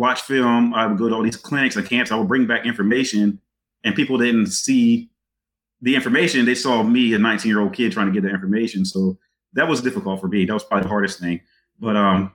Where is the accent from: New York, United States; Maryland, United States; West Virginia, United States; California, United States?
Maryland, United States; Eastern Shore; moved away; growing up on the Eastern Shore in that time period that I was